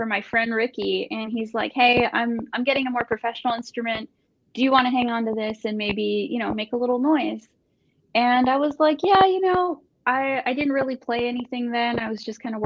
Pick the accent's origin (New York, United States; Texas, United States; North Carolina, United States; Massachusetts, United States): Texas, United States; Brownsville; moved away as an adult; now in Austin, United States; I am from Brownsville, Texas. It's a border town. And I moved here in 2007